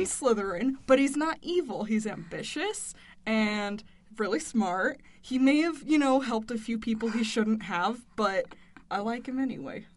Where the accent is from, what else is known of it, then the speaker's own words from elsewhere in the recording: San Francisco, California, United States; moved away; I'm from San Francisco originally